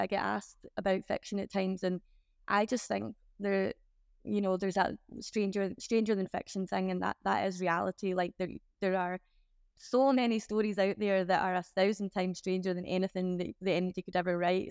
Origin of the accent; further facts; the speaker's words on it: Glasgow, Scotland, United Kingdom; I'm from Glasgow.